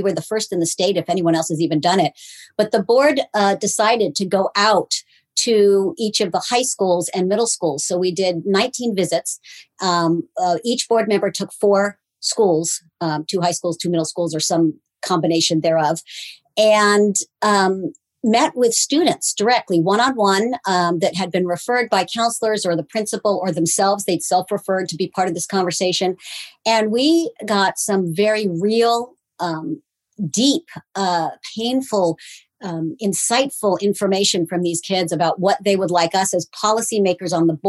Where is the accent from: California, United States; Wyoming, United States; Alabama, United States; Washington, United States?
California, United States; now in Tacoma, United States; I was a transplant from California.